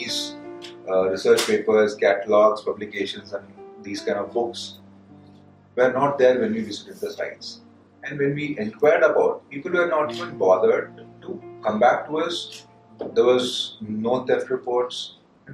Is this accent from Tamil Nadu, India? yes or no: yes; Tamil Nadu, India; moved away; my hometown in Tamil Nadu